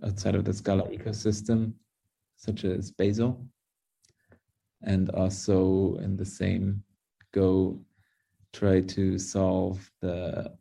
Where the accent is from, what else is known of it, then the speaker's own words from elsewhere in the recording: Munich, Bavaria, Germany; first language English and German; also born or lived in United States; I was born with English, basically. It's my mother tongue, you could say, since my mother is from America. So I grew up bilingually with both English and German